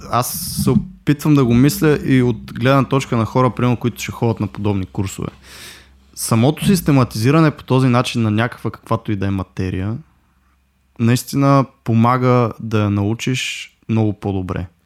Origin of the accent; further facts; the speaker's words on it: Russia; да дам пак доста простичък с руски язик, който аз съм ходил до 7 клас на руски язик. Uh, нищо, че съм руснак, нали, си го знам говоримо перфектно